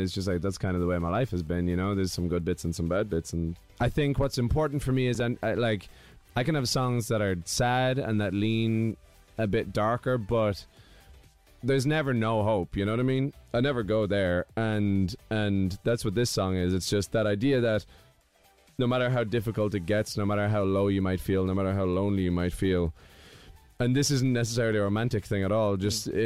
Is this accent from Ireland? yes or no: yes; Ireland; moved away; where I grew up, it's it's just fields on one side and forest